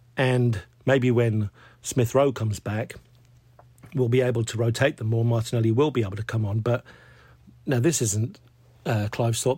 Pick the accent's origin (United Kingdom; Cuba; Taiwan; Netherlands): United Kingdom; England; being English